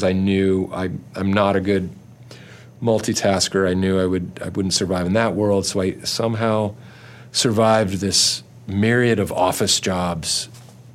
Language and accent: English; Orange County, California, United States; growing up in Orange County